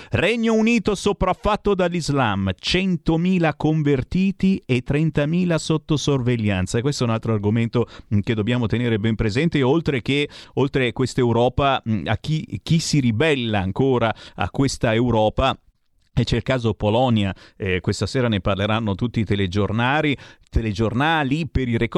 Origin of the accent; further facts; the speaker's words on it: Tuscany, Italy; sono toscano anch'io